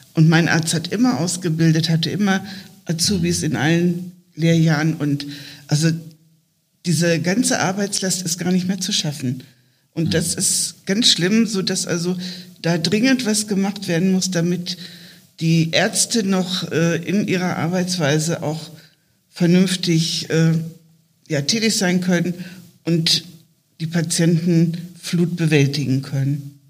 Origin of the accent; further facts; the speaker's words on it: southern Lower Saxony, Germany; now in Bremen, Germany; aus meiner Heimat in Niedersachsen, südliches Niedersachsen, plattes Feld